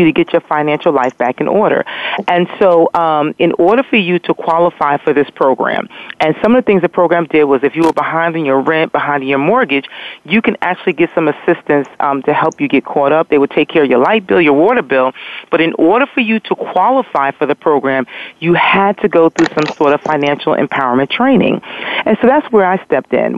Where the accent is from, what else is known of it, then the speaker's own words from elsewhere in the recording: New York, United States; moved away as an adult; also born or lived in Philadelphia / Virginia; now in Nashville, United States; I was 2 hours from my home. So what I was doing was renting cars and running back and forth to New York, from Philadelphia to New York